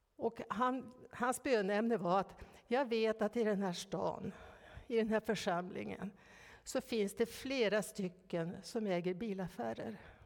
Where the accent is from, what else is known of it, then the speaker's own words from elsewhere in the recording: Norrland, Ångermanland, Sweden; moved away; Uppe i Norrland där jag växte upp, i Ångermanland